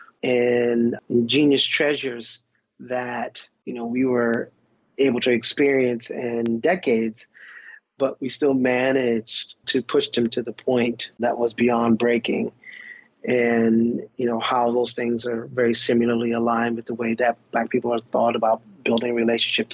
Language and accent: English; Pawleys Island, South Carolina, United States; growing up in Pawleys Island